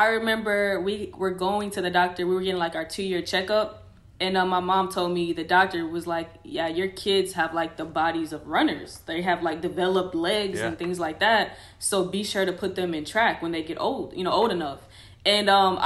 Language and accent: English; Houston, Texas, United States; I'm from Houston, Texas. Well, I was raised in Houston, Texas.